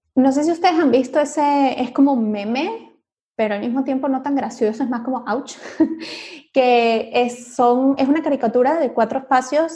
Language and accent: Spanish; Venezuela; soy venezolana, a mí me pasaba mucho en Venezuela